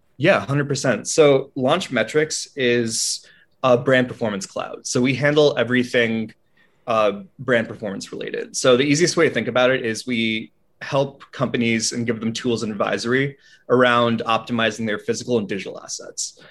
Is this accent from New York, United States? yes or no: yes; Albany, New York, United States; I'm from upstate New York, out of a small suburb right near Albany